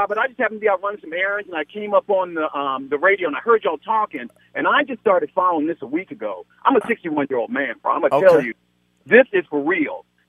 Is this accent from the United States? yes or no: yes; Washington, District of Columbia, United States; now in California, United States; I'm from Washington, D.C. originally.